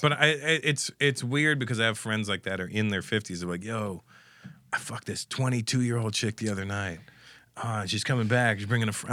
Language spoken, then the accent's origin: English; Canada; growing up in Canada